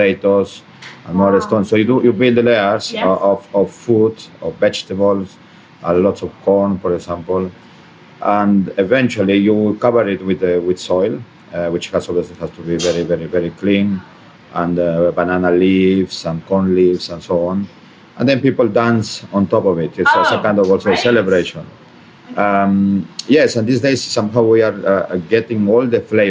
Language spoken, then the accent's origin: English; Peru